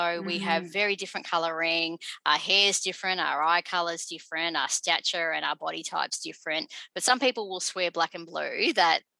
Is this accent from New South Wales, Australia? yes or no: no; Dandenong, Victoria, Australia; first language English; I'm about 20 minutes away from where I grew up in Dandenong